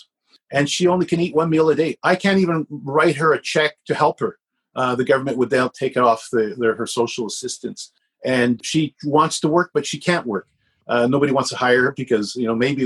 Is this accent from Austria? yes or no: no; Canada; I was born in Canada. My father's born in Canada.